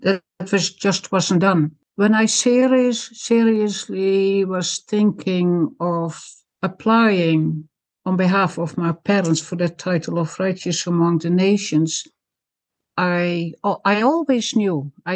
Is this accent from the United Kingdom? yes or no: no; Zaandijk, North Holland, Netherlands; also born or lived in Friesland (parents); now in Canada; My parents are from Friesland. I'm a Frisian girl, but I was born in Zandijk, the province of North Holland.